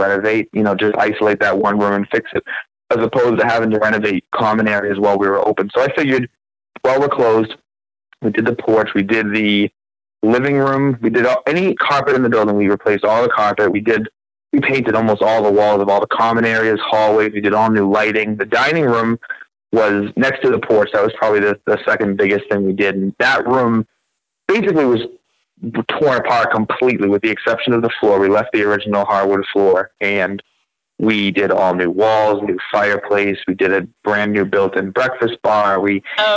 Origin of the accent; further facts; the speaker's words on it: about 20 minutes south of Boston, Massachusetts, United States; moved away as an adult; now in Conway, United States; I am originally from Massachusetts, about 20 minutes south of Boston